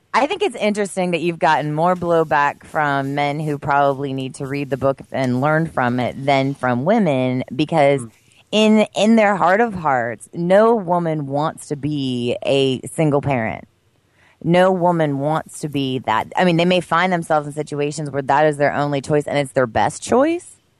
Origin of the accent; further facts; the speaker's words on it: Pennsylvania, United States; moved away; in my home state of Pennsylvania, in the area in which I grew up, which I've told you is the boonies